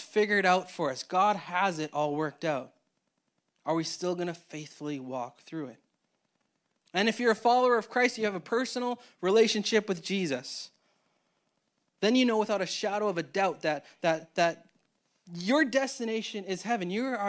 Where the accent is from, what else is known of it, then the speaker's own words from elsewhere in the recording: Winnipeg, Manitoba, Canada; so me and Tay, we grew up in Winnipeg, Manitoba, and the paths that we got to get to Toronto were vastly different.